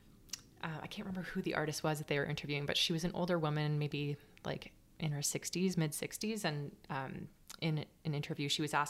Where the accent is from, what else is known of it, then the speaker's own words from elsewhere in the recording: Markham, Ontario, Canada; I grew up in Markham, and it wasn't necessarily the most like artistic and like culturally driven place